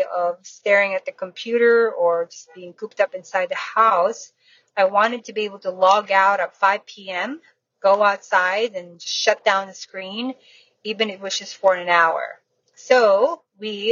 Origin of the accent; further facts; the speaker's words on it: Florida, United States; I am from the Alligator State, Florida.